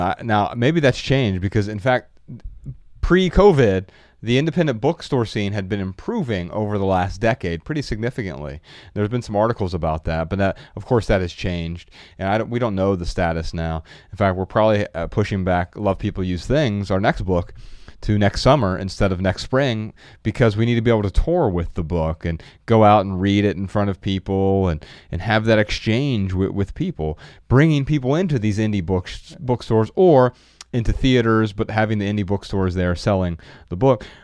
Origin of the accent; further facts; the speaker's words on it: Dayton, Ohio, United States; Our, our hometown, Dayton, Ohio